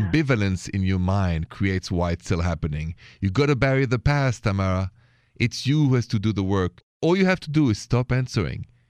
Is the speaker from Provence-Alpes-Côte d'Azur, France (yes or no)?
no; Paris, Île-de-France, France; accent: Parisian; now in United States; I'm from Paris